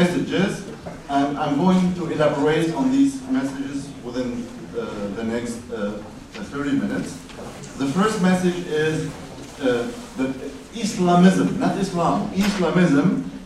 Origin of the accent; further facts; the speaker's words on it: Damascus, Damascus Governorate, Syria; now in Germany; in the house of my parents in Damascus